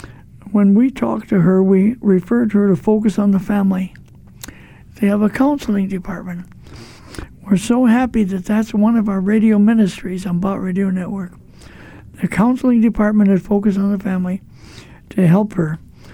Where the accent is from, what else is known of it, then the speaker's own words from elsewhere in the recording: East St. Louis, Illinois, United States; I'm from East St. Louis